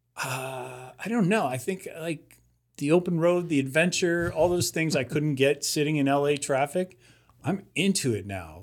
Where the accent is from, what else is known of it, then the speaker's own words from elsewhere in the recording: Ohio, United States; I grew up in Ohio